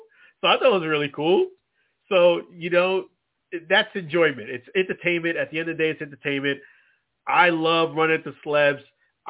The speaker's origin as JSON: {"language": "English", "town": "Tampa", "region": "Florida", "country": "United States", "said": "And being that we are from Tampa Bay here, the area"}